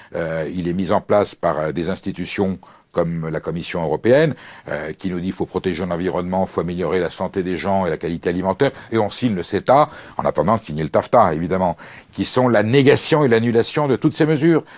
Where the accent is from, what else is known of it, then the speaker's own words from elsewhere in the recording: France; je suis français